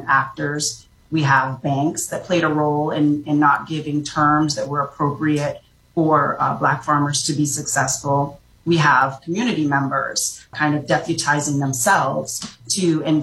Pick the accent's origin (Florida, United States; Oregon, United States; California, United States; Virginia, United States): Florida, United States; Orlando; also born or lived in Jamaica; I grew up in Orlando, Florida